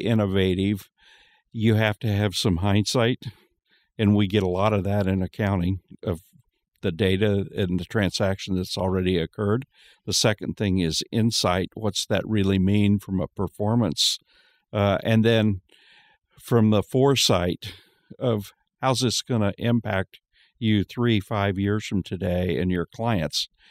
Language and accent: English; Kansas, United States; I'm from Kansas